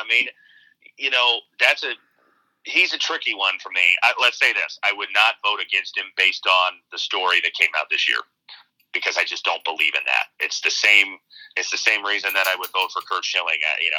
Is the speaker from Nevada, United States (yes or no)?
no; Arizona, United States; you got a lot of Todd Helton exposure growing up in Arizona.